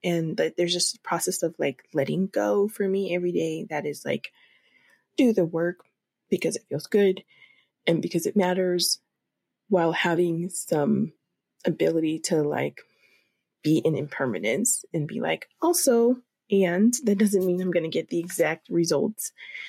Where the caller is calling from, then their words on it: Denver, Colorado, United States; And especially here in Colorado, I'm phoning in from Denver, Colorado